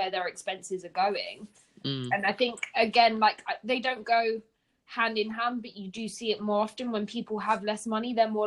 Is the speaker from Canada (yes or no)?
no; Hungary; English is a second language; also born or lived in Germany; I grew up, I don't know how it was in Cape Town, but for me, growing up in Hungary and Germany, these factors have been implemented since I was tiny.